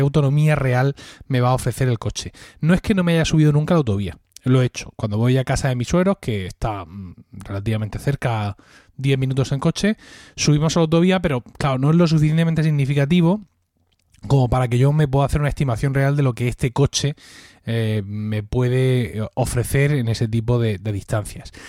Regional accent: a village 36 km from Murcia, Region of Murcia, Spain; Mi pueblo está a 36 kilómetros de, Murcia

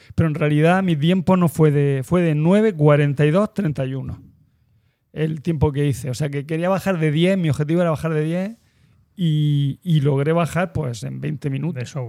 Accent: Almería, Andalusia, Spain; also born or lived in Cartagena; now in Murcia, Spain; Yo soy de Almería

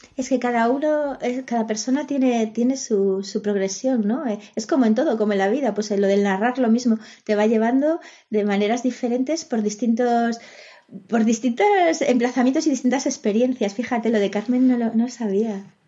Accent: Galicia, Spain; first language Spanish; la lengua que, eh, que, he hablado desde pequeña es el castellano. El gallego la, he mamado, pero mi familia no era gallego hablante. Yo me hice gallego hablante pues con 12, 13 años

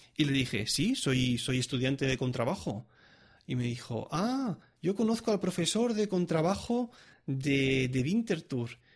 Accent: Spain; moved away as an adult; now in Switzerland; soy un músico español, estudiante

